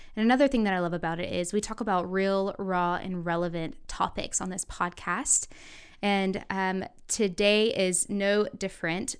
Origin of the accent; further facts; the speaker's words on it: the South, United States; I grew up in the South